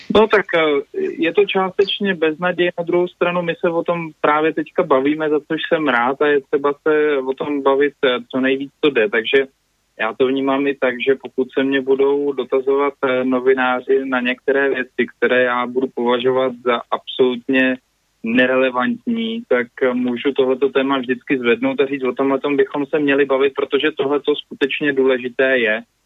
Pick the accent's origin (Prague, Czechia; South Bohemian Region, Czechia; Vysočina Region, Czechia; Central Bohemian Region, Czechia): South Bohemian Region, Czechia; Jindřichův Hradec; u nás v Jindřichově Hradci